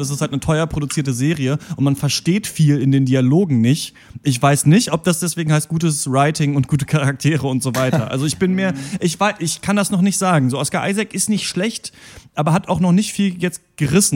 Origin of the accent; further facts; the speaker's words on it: Germany; wir Deutsche sind und eben hier aufwachsen